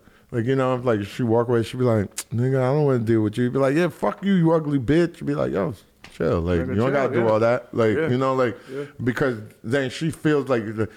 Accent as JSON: {"language": "English", "town": "New York City", "region": "New York", "country": "United States", "said": "I'm from Soundview"}